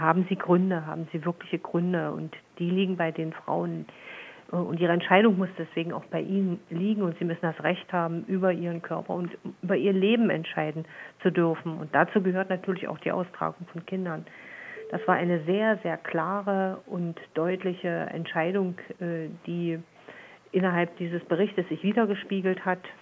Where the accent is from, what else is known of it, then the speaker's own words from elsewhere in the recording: Saxony, Germany; bei uns in Sachsen